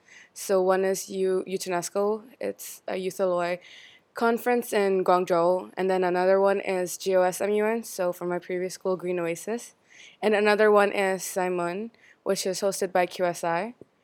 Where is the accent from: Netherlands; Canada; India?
India; now in China; So I'm from India, and I've stayed in China for 11 years.